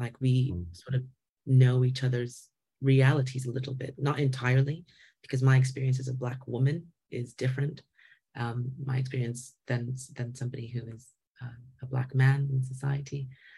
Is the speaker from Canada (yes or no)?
yes; Canada; I hear that and feel that as a Canadian wo